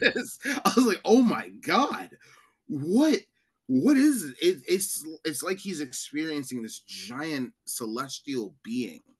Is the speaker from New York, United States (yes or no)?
yes; New York, United States; I'm technically a New Yorker